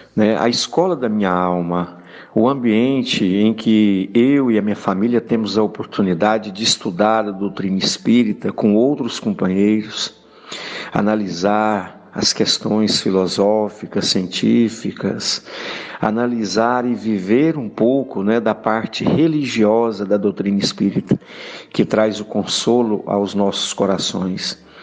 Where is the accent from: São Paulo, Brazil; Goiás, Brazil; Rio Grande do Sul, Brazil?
Goiás, Brazil; Goianésia; eu sou da cidade de Goianésia, Goiás